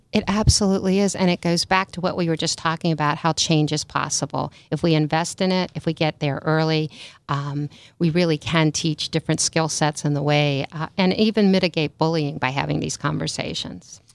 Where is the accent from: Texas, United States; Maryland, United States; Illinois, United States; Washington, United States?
Maryland, United States; moved away as an adult; also born or lived in New York; now in California, United States; I grew up in Maryland, went to school in New York, and then, uh, took a road trip to California and never went home.